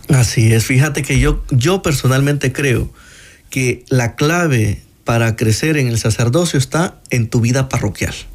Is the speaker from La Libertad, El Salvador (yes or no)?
yes; San Juan Opico, La Libertad, El Salvador; yo soy de San Juan Opico, eh, eh, San Juan Evangelista Opico